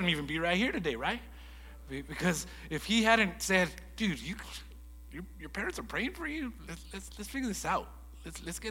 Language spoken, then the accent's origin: English; Lordsburg, New Mexico, United States; also born or lived in Las Cruces, New Mexico; I grew up in Lordsburg, New Mexico, where I had two amazing parents.